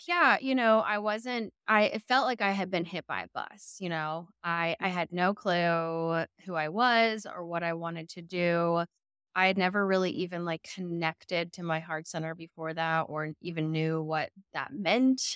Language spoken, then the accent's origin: English; Middle Tennessee, United States; also born or lived in New York City, United States / Murfreesboro, Tennessee; I'm a ninth generation Middle Tennessee girly